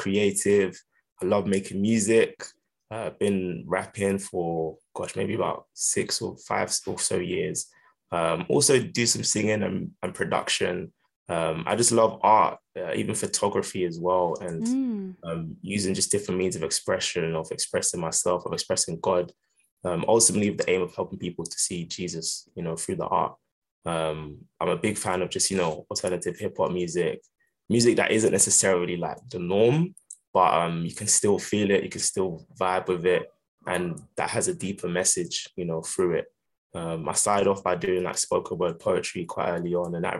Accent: Essex, East of England, United Kingdom; also born or lived in London; I was born in London, but I moved out to Essex, but we stayed in our London church

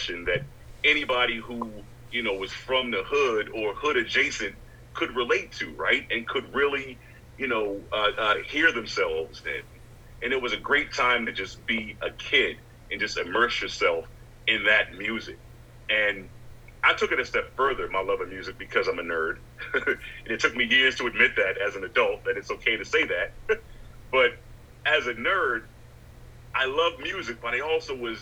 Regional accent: Baltimore, Maryland, United States; now in New York City, United States; when I was growing up in Baltimore

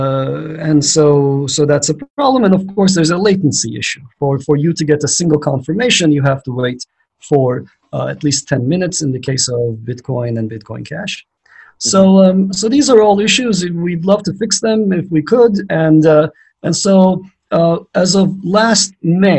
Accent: Istanbul, Turkey; now in United States; I grew up in Istanbul, Turkey

